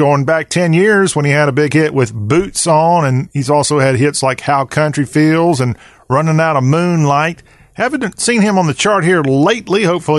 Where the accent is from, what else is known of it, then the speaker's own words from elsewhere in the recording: South Carolina, United States; my home state of South Carolina